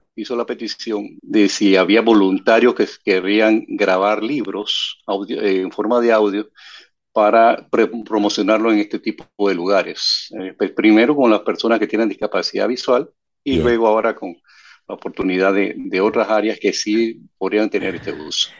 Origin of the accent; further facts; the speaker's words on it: Panama; yo soy el único panameño